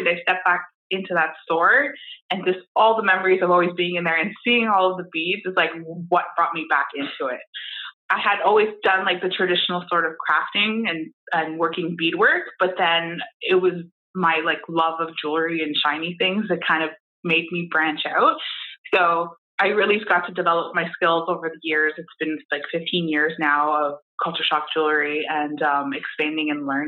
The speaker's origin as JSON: {"language": "English", "town": "Toronto", "region": "Ontario", "country": "Canada", "moved": "as an adult", "lives_now": "Windsor, Canada", "said": "I am originally from Toronto. I moved to Windsor about 14 years ago to study at the university"}